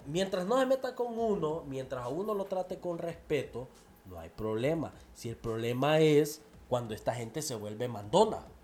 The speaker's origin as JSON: {"language": "Spanish", "country": "El Salvador", "moved": "yes", "lives_now": "Honduras", "said": "soy el guanaco"}